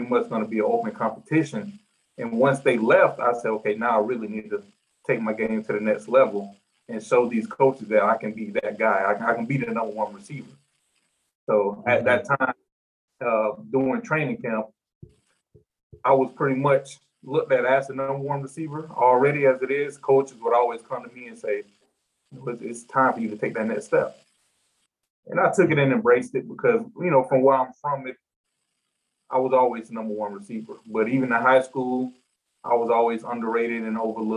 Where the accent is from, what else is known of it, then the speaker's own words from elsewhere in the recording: Florida, United States; moved away as an adult; also born or lived in Ames, Iowa; I'm a kid from Florida. And I'm moving all the way over to Ames, Iowa